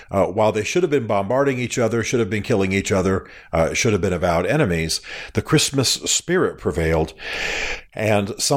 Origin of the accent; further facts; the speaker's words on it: Germany; I I grew up in Germany. I grew up watching films that are subtitled.